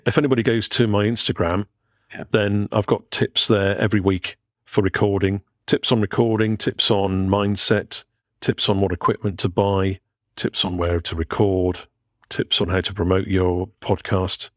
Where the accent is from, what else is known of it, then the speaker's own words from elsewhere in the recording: Pwllheli, Wales, United Kingdom; moved away; I'm going to Betheli, my hometown